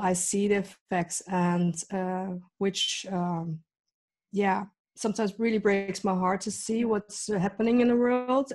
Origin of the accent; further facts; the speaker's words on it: Netherlands; also born or lived in Leiden / The Hague / Rotterdam; I've lived here in the Netherlands since I was eight. So basically, the Netherlands is my home country